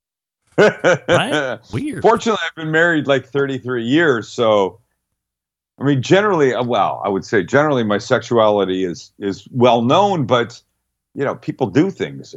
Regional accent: British Columbia, Canada; moved away; I'm from Canada, and where the province of British Columbia, where I'm from

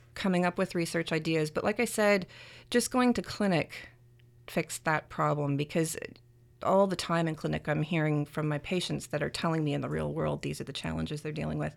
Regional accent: Canada; I'm Canadian

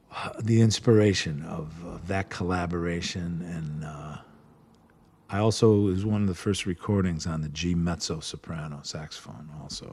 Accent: Cleveland, Ohio, United States; growing up around Cleveland

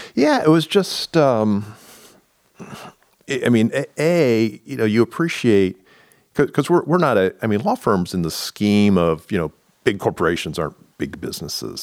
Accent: Indiana, United States; moved away as an adult; now in Columbus, United States; I grew up in Indiana

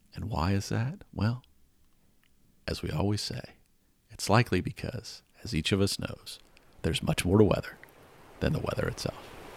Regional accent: Atlanta, Georgia, United States; growing up in Atlanta

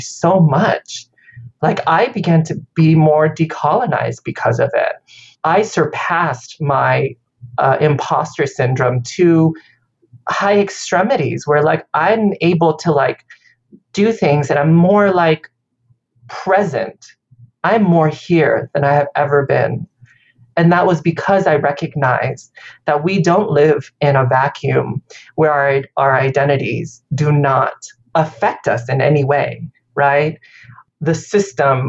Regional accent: Vietnam; now in United States; I was born in Vietnam

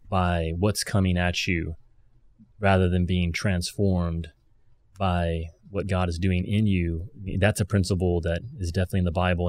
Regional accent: Kentucky, United States; I'm, I'm from Kentucky

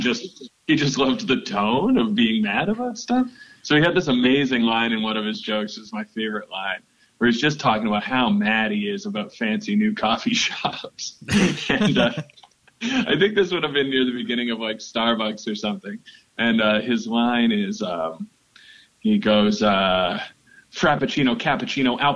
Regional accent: New Westminster, British Columbia, Canada; I grew up in New Westminster, British Columbia, west coast of Canada, about 30 minutes outside of Vancouver

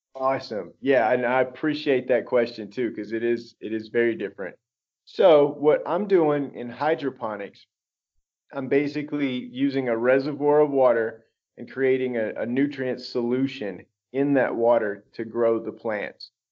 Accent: Baton Rouge, Louisiana, United States; moved away; also born or lived in Dallas, Texas / Austin, Texas; I grew up in South Louisiana, Baton Rouge, Louisiana

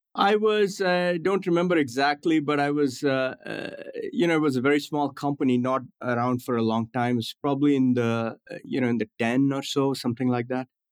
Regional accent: New Delhi, Delhi, India; moved away as an adult; also born or lived in Gujarat, India / Himachal Pradesh, India / New York City, United States; now in United States; growing up in India

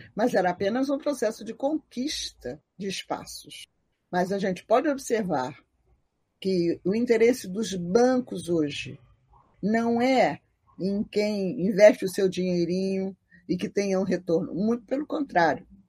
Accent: Rio de Janeiro, Brazil; eu nasci na Rua Jurupari, pertinho da Carlos de Vasconcelos e da subida para o Salgueiro

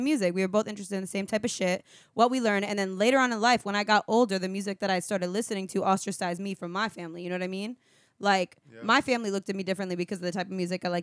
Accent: Connecticut, United States; born or raised there; also born or lived in Puerto Rico; now in Orlando, United States

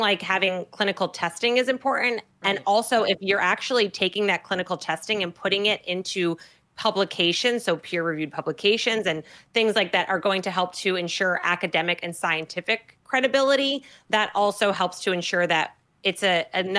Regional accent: New Jersey, United States; I'm from New Jersey, right? We're the Garden State, believe it or not.

